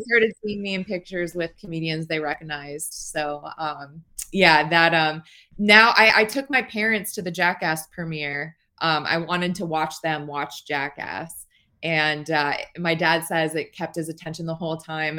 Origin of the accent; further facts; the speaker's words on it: Las Vegas, Nevada, United States; I'm from Las Vegas